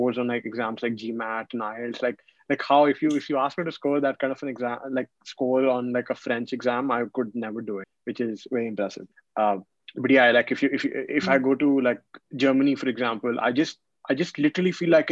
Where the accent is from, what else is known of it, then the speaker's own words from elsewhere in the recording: India; first language Hindi; English is a second language; moved away as an adult; also born or lived in New York; growing up in India, we study English from the day we're born